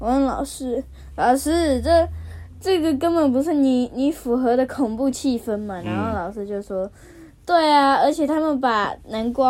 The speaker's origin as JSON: {"language": "Chinese", "country": "China", "said": "因为我们是中国人。"}